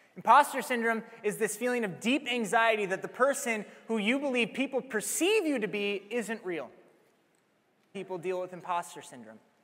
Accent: Iowa, United States; Iowa, I replied

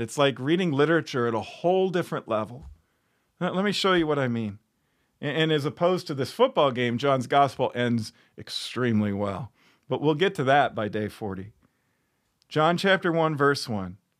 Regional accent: Chicago, Illinois, United States; now in Iowa, United States; I grew up in Chicago

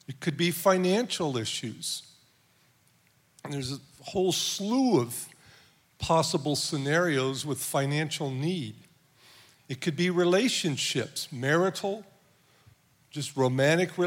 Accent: Southern California, United States; moved away; I'm from Southern California

